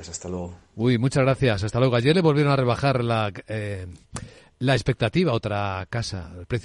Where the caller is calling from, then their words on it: Asturias, Spain; de Asturias.